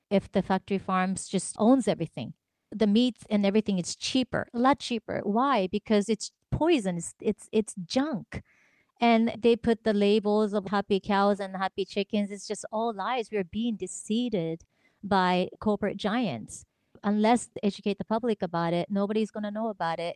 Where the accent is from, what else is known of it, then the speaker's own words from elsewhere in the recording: Tokyo, Japan; moved away; I grew up in Tokyo, Japan